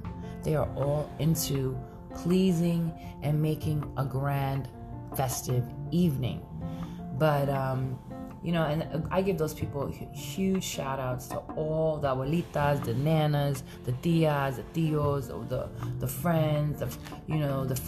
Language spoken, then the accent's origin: English; New York City, New York, United States; now in San Francisco Bay Area, United States; I am Brooklyn all day